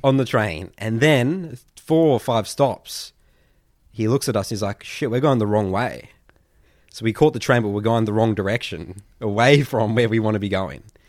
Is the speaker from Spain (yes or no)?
no; Melbourne, Victoria, Australia; we're from Melbourne